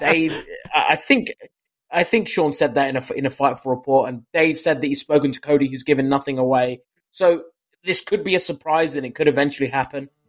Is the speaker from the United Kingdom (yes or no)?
yes; United Kingdom; as a Brit